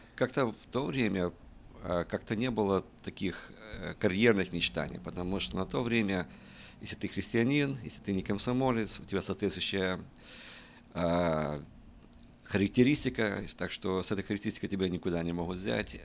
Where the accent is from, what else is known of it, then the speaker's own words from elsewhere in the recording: Western Ukraine, Ukraine; я родился в, э, на Западной Украине